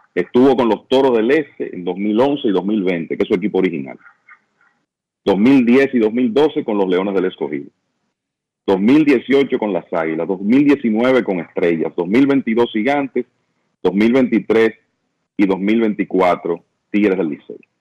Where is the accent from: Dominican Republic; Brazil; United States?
Dominican Republic; yo soy dominicano